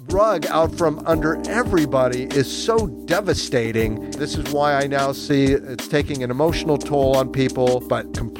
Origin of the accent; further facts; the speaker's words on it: United States; now in Ho Chi Minh City, Vietnam; I am an American